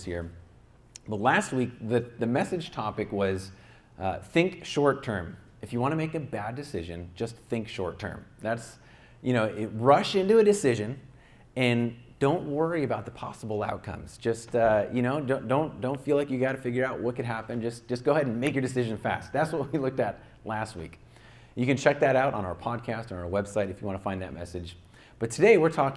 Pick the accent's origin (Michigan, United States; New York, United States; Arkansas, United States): New York, United States; upstate; now in Santa Clarita, United States; where I grew up in my hometown in upstate New York